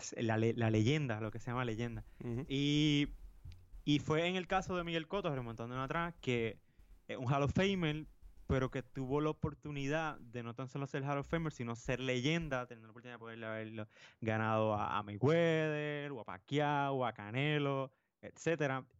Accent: Puerto Rico; nosotros somos puertorriqueños

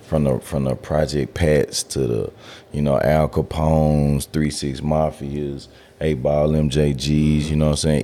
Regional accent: Memphis, Tennessee, United States; also born or lived in Cordova, Tennessee; I grew up in White Haven.

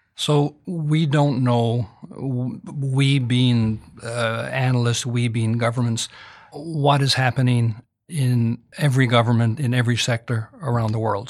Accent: Canada; I'm Canadian.

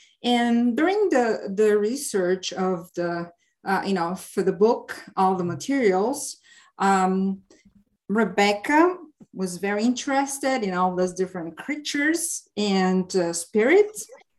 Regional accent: Bulgaria; English is a second language; moved away as an adult; now in United States; I was raised in Eastern Europe, in Bulgaria. And I spent a lot of time with my grandmother in the villages

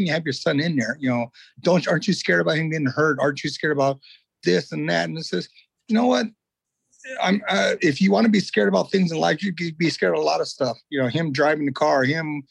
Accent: Tulare, California, United States; I'm from Tulare, California.

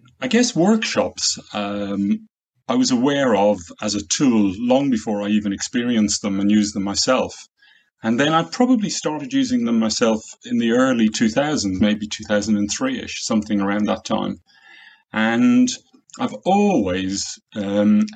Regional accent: Ireland; moved away as an adult; now in Warwickshire, United Kingdom; I grew up in Ireland near the sea

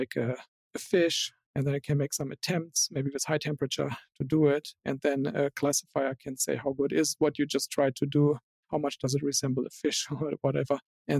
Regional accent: Germany; born there; still know that I was born in Germany

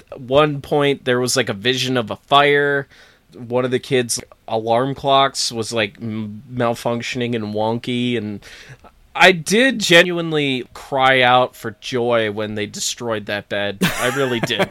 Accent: near Big Moose Lake, New York, United States; born or raised there

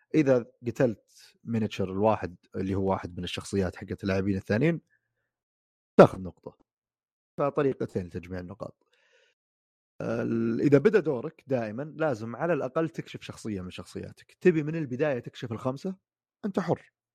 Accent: Saudi Arabia; موجوده في محلات عندنا في السعوديه

